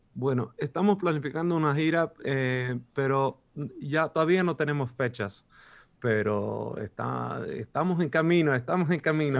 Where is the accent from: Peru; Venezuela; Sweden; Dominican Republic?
Sweden; Spanish is a second language; los dos somos suecos